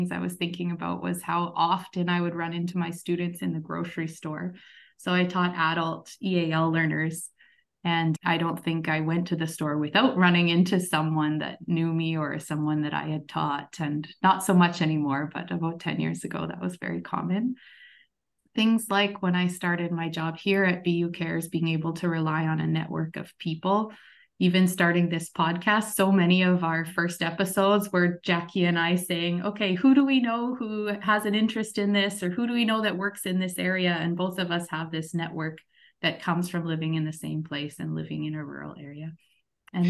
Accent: Fox Warren, Manitoba, Canada; also born or lived in Brandon, Manitoba; the way I grew up in Fox Warren, Manitoba

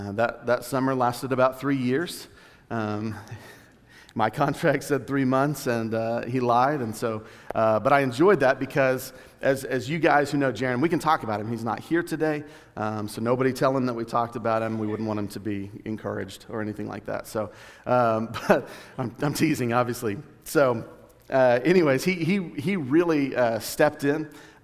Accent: Duncan, Oklahoma, United States; So my testimony is I grew up in Duncan, Oklahoma. It's about an hour south of here

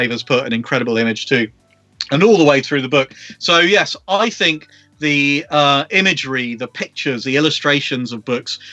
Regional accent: London, United Kingdom; I grew up in London

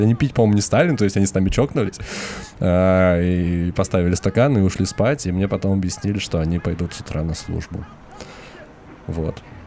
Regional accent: Moscow, Russia

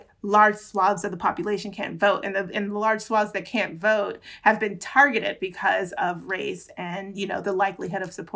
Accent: Florida, United States; I'm from Florida. Like I grew up in Florida

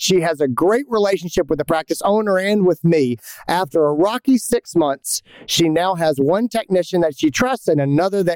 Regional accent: Greenville, South Carolina, United States; in Greenville, South Carolina, my hometown

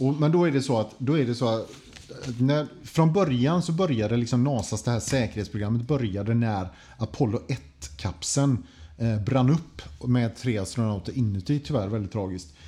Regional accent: Sweden; som svensk

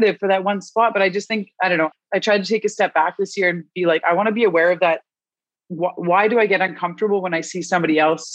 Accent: Canada; I am Canadian.

